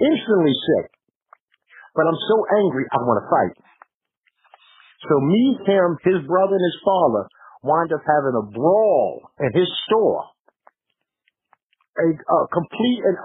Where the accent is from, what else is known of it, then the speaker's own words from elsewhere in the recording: New York City, New York, United States; we're from New York